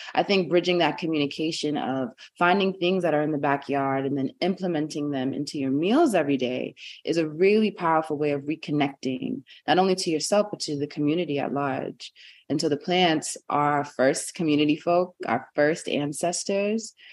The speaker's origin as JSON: {"language": "English", "town": "New York City", "region": "New York", "country": "United States", "tie": "born or raised there", "said": "I was born and raised in Brooklyn, New York."}